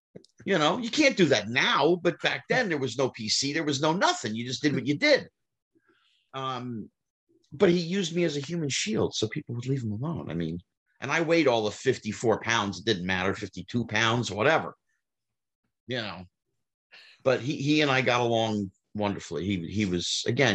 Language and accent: English; New Jersey, United States; even though I'm not from Brooklyn, I'm from Jersey